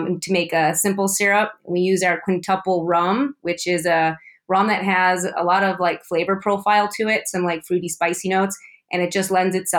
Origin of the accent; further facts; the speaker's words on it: Chicago, Illinois, United States; now in Bishop, United States; I'm from the Chicagoland area, the south suburbs